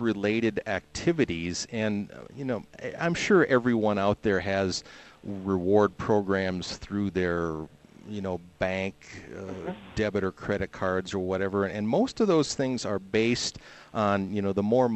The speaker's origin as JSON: {"language": "English", "region": "Minnesota", "country": "United States", "tie": "born or raised there", "said": "Growing up in Minnesota"}